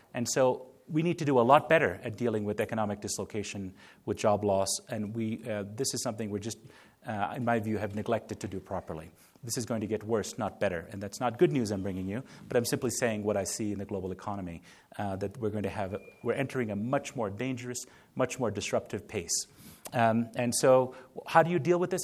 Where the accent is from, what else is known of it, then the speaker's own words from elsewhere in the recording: India; moved away; also born or lived in United States; I was born in India